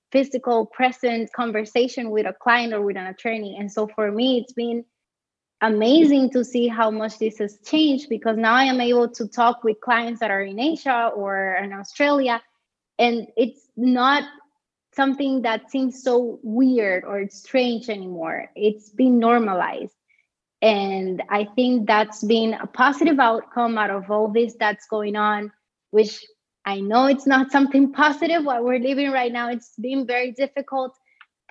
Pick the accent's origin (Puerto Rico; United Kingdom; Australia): Puerto Rico; moved away as an adult; now in Germany; I was from Puerto Rico, which is a territory of the United States